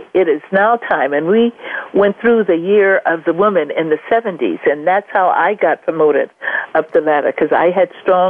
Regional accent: Los Angeles, California, United States; I was born here in Los Angeles. I have a large family extended as well.

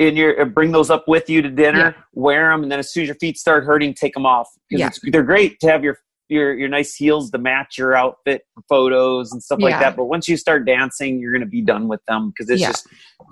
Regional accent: Florida, United States; I'm from Florida

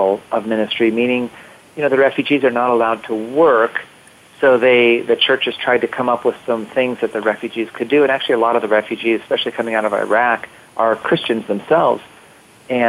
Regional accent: United States; being an American

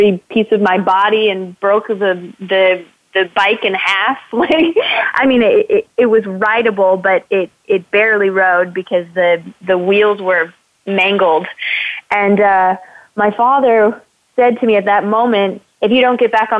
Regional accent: Northern California, United States; I grew up in Northern California

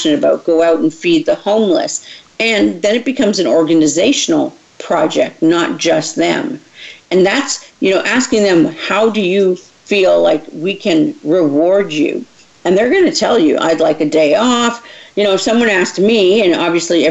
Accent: Canada; now in Texas, United States; I was raised in Canada, so things were very different here in Texas when I moved here.

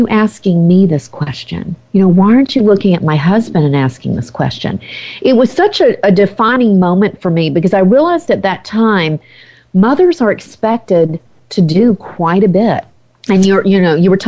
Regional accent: the South, United States; moved away as an adult; I grew up in the South

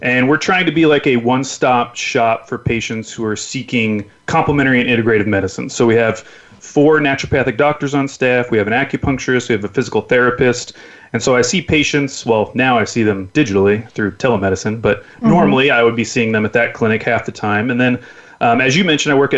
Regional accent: Oklahoma City, Oklahoma, United States; moved away as an adult; now in Portland, United States; I'm originally from Oklahoma City, Oklahoma, and my family and I have lived out here in Portland, Oregon for the last 7 or 8 years now

